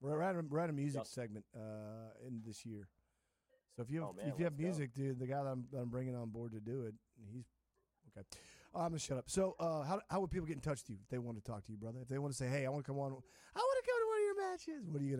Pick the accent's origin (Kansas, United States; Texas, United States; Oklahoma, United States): Kansas, United States; I was born in Kansas